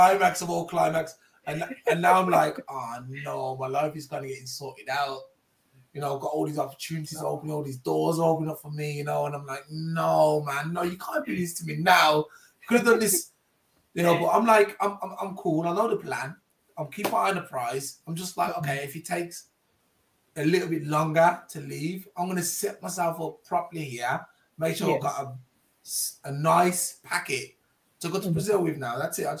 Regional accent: Jamaica; It was always going to happen, being in Jamaican. I was always going to end up with dreadlocks.

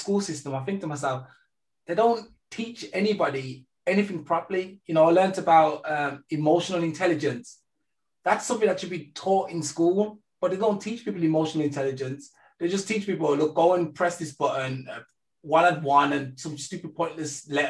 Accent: England, United Kingdom; now in Germany; I was raised in England and then I moved to Germany

